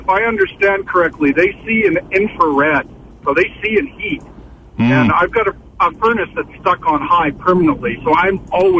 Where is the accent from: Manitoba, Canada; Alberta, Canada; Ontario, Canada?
Manitoba, Canada; Winnipeg; Hey, I'm from Winnipeg.